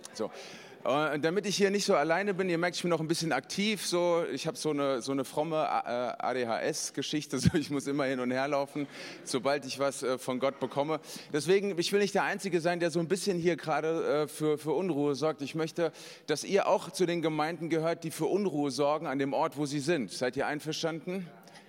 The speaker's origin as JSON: {"language": "German", "region": "Hesse", "country": "Germany", "said": "Ich bin ein Hesse"}